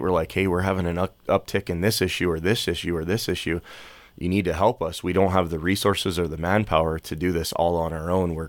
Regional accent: Pennsylvania, United States; moved away; So we moved here in the mid-90s. My parents and I came from Pennsylvania, and my dad came here to be a missionary.

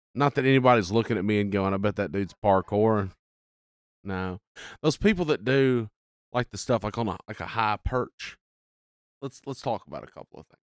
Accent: Eastern Arkansas, United States; I'm from Eastern Arkansas.

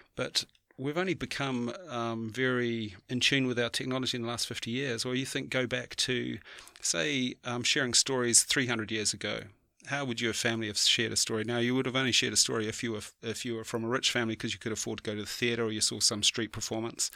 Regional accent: New Zealand; as a Kiwi

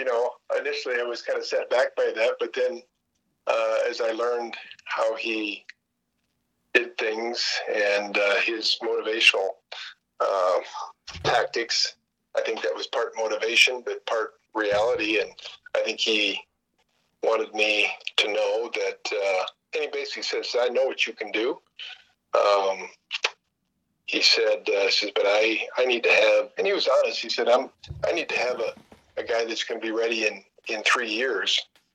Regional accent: South Dakota, United States; They heard that I was from South Dakota, said I'd never been there.

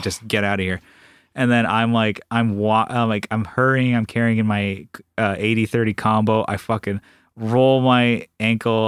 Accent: San Diego, California, United States; we're from San Diego

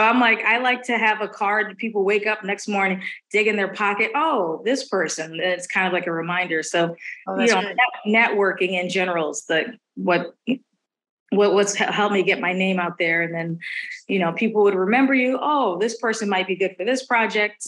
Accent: Milwaukee, Wisconsin, United States; moved away as an adult; also born or lived in Boston, United States; now in Los Angeles, United States; I'm from Milwaukee

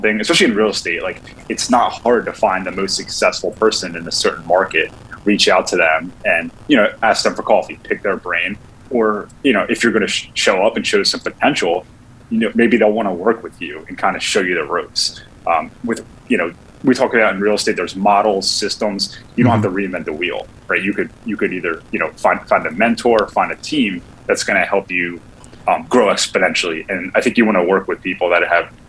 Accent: New Jersey, United States; moved away as an adult; also born or lived in Philadelphia; I'm from New Jersey originally, but I decided to sell real estate in the city of Philadelphia

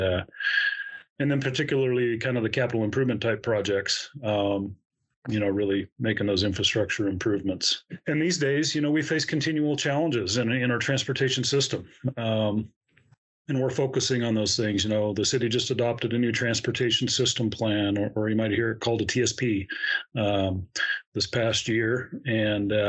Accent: Central Oregon, United States; also born or lived in Corvallis; I was born and raised here in Central Oregon

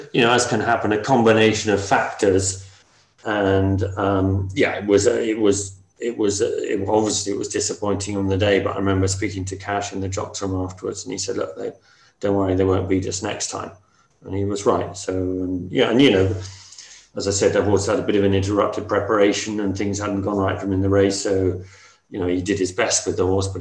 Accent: Ireland; moved away; I grew up in Ireland, had lots of happy, happy memories there

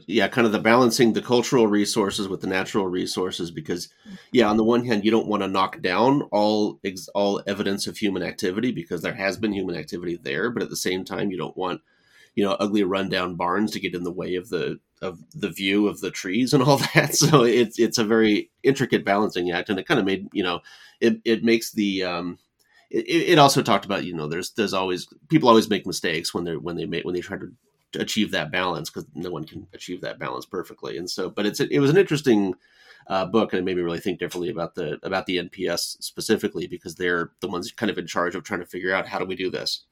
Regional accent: California, United States; now in Ohio, United States; I'm from California

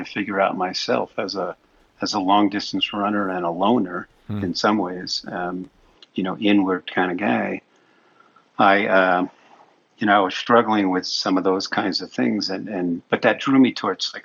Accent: New York City, New York, United States; I was born and raised in Brooklyn, New York.

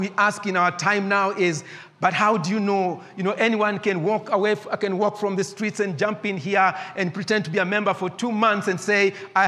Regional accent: Nairobi, Kenya; I grew up in Eastlands at a small estate called Maringo.

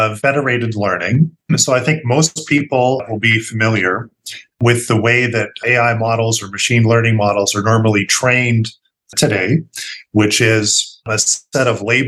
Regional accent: Canada; moved away as an adult; now in United States; I'm originally from Canada

